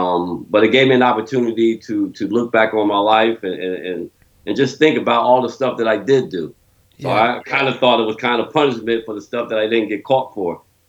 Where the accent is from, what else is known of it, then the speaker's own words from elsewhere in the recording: Trenton, New Jersey, United States; also born or lived in Asbury Park; But I've been raised in Trenton all my life. I've been in Trenton since the early 60s, kind of moved here when I was young.